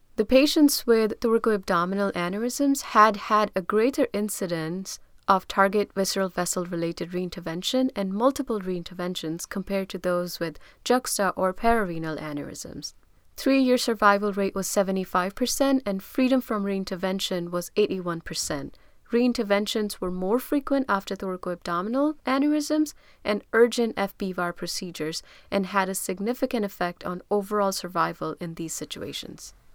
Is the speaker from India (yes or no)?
yes; India; I'm from India